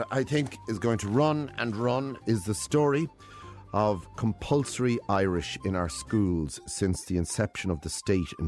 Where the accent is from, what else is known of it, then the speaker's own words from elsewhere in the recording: Paris, Île-de-France, France; I'm from Paris, France. So I'm the daughter of a Parisian and uh, my mother would be from Marseille in the south of France